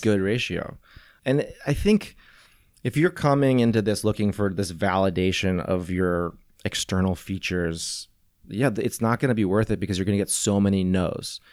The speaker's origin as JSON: {"language": "English", "town": "St. Louis", "region": "Missouri", "country": "United States", "tie": "born or raised there", "also_born_or_lived": "Venice, California", "moved": "as an adult", "lives_now": "California, United States", "said": "I was in Saint Louis"}